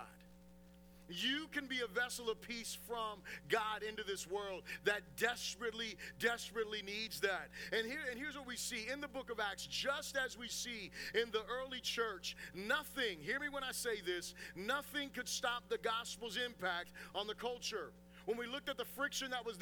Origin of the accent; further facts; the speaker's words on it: United States; as an American Christian